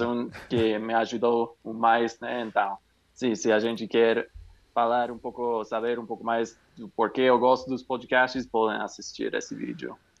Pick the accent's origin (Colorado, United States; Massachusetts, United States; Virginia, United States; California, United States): California, United States; Portuguese is a second language; now in New Mexico, United States; eu sou norte-americano dos Estados Unidos, do Novo Me eu moro no Novo México, mas na, nasci na Califórnia